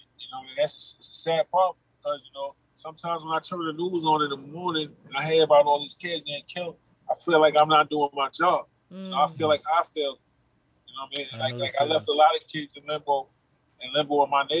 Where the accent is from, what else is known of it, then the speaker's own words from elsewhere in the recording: New York City, New York, United States; I'm from Far Rockaway also. I lived out there also